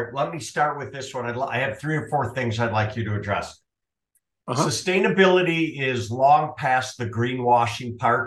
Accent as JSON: {"language": "English", "region": "Minnesota", "country": "United States", "accent": "Minnesota", "moved": "yes", "lives_now": "Arizona, United States", "said": "My Minnesota accent, living in Arizona these days"}